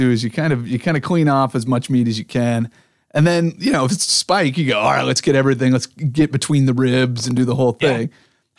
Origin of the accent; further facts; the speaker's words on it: the Northwest, Pacific Northwest, United States; moved away; But I moved away from the Northwest for a long time. But when I came back